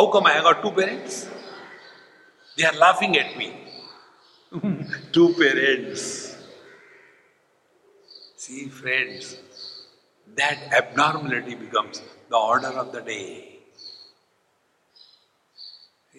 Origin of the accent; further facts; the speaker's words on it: India; I am Indian